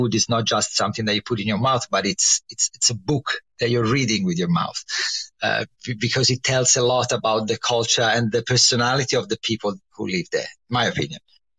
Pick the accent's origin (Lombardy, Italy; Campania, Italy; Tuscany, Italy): Tuscany, Italy; Livorno; So I come from Tuscany, from the only Tuscan city which is famous for nothing, which is Livorno.